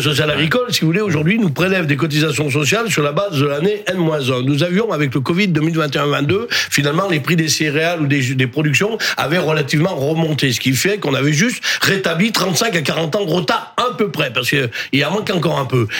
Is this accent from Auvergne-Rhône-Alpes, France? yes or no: yes; Drôme, Auvergne-Rhône-Alpes, France; Je viens d'Adrome. On a un département qui est le plus bio de France.